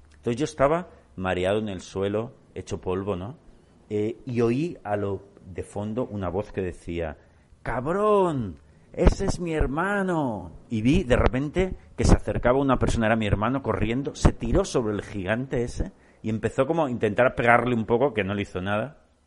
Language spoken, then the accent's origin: Spanish; Barcelona, Catalonia, Spain; yo soy de Barcelona